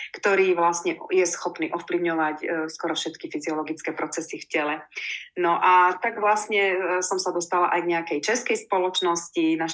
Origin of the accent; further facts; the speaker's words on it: Prešov, Prešov Region, Slovakia; also born or lived in Košice; ja som sa narodila v Košiciach, takže som Košičanka, ale žijem celý život viac menej v Prešove.